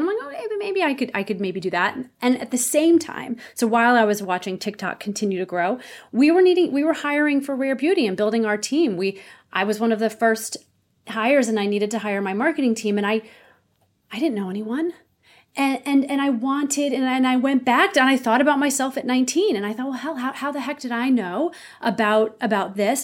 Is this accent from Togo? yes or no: no; St. Louis, Missouri, United States; moved away as an adult; also born or lived in Ohio / New York City; now in Los Angeles, United States; I grew up in Saint Louis, Missouri